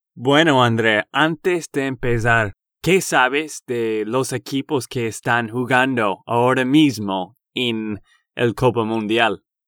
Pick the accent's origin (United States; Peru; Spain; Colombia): United States; Texas; de Texas, Estados Unidos